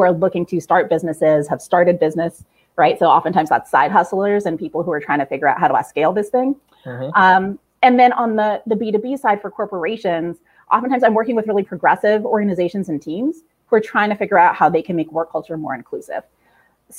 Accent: San Jose, California, United States; moved away as an adult; also born or lived in Queens, New York; now in New York, United States; growing up, San Jose, California, where I'm from, it was a pretty sweet, sweet childhood

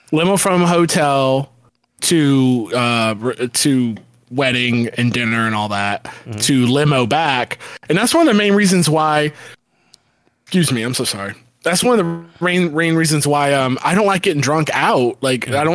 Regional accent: Tampa, Florida, United States; If anybody doesn't know, I'm I'm from the Tampa Bay area

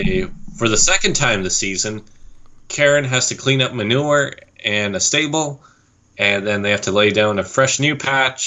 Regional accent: Vernon, British Columbia, Canada; I'm from Vernon.

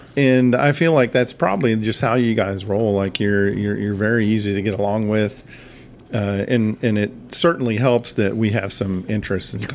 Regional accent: Huntington, West Virginia, United States; Growing up in Huntington

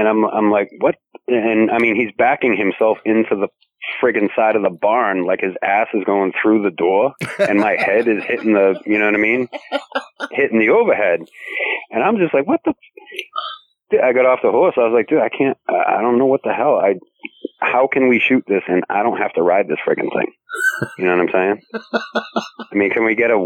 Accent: Boston, Massachusetts, United States; accent: Bostonian; I'm from Boston

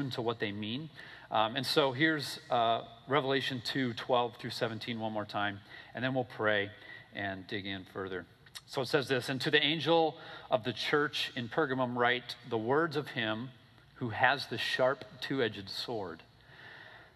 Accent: Minnesota, United States; also born or lived in Michigan; now in Florida, United States; I'm from Minnesota

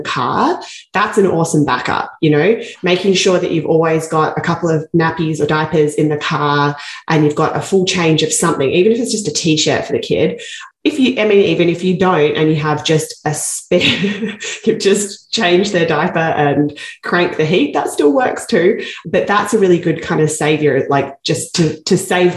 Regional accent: Australia; moved away as an adult; now in Canada; I come from Australia

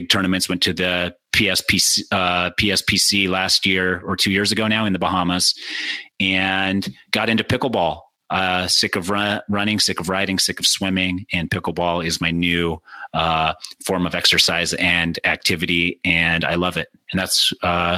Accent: Utah, United States; I grew up in Utah. Like the center of Mormon, grew up Mormon, born and raised

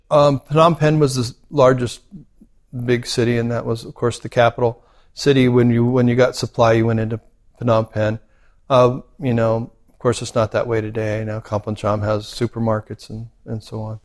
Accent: United States; moved away as an adult; also born or lived in Cambodia; now in Australia; I remember being very American and thinking I'm going to do it the way, you know, I grew up understanding how things are done

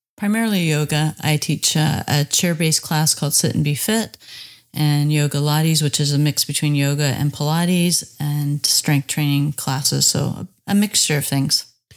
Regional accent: Bowmanville, Ontario, Canada; I'm from Bowmanville, Ontario.

